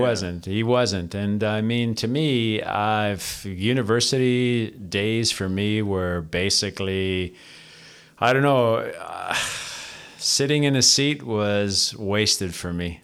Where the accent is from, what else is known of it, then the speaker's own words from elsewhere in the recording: Toronto, Ontario, Canada; I was born and raised in Toronto, Ontario, Canada, uh, from a Greek family, Greek immigrant family